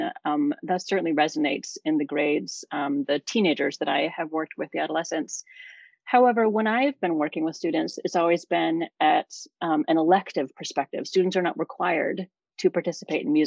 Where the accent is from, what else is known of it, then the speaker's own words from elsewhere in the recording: Maine, United States; I grew up in a small town in Maine, the northeasternmost state in the United States, on the coast.